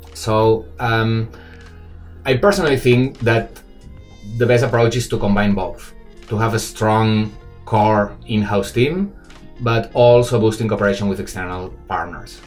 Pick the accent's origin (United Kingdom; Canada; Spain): Spain; Barcelona, Catalonia; moved away as an adult; now in Shanghai, China; I'm obviously not Chinese, I'm from Barcelona, but I've been living 12 years uh, in Shanghai